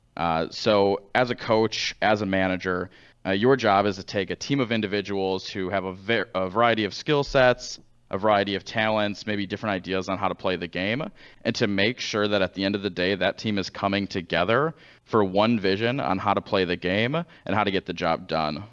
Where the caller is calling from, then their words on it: St. Louis, Missouri, United States; I'm calling from Saint Louis, Missouri